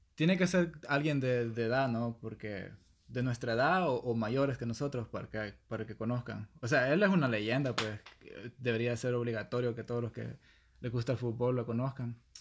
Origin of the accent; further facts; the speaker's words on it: El Salvador; soy del Salvador